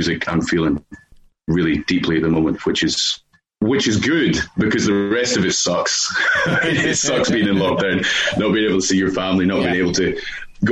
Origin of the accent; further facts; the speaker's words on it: Dumfries and Galloway, Scotland, United Kingdom; growing up in Scotland in Dumfries and Galloway